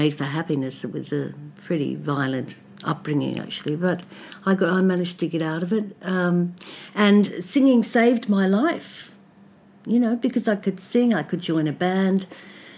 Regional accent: Melbourne, Victoria, Australia; I'm from Melbourne, and we lived in commission flats when I was from about 3 to 10 years old in Collingwood

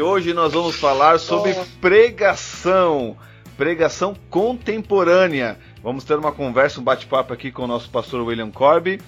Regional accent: Blumenau, Santa Catarina, Brazil; eu também sou de Blumenau.

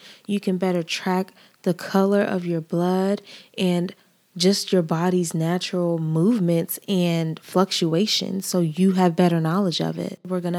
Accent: Nigeria; now in United States; I am a Nigerian woman. I identify as a Nigerian woman. I identify as a Black woman. And I've been in these states for most of my life.

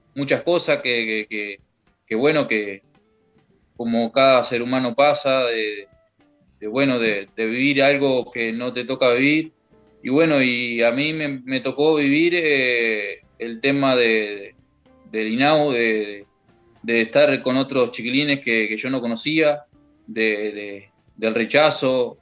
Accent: Young, Río Negro, Uruguay; now in Rivera, Uruguay; yo me crié en Jung.

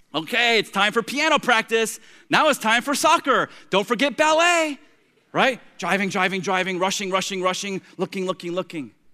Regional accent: Tampa, Florida, United States; now in Treasure Coast, Florida, United States; I grew up in Tampa

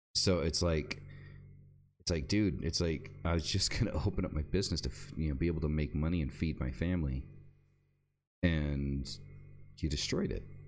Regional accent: United States; moved away; I'm an American

